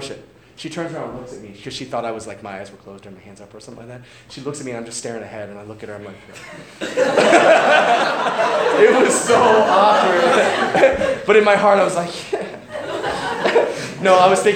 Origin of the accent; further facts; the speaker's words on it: St. Louis, Missouri, United States; I grew up in St. Louis.